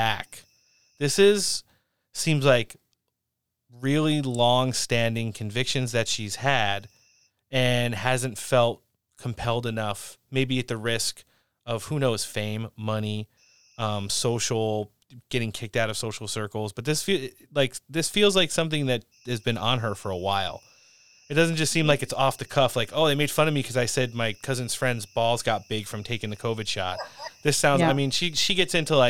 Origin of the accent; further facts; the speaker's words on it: tri-state area, United States; I grew up in the Tri-State area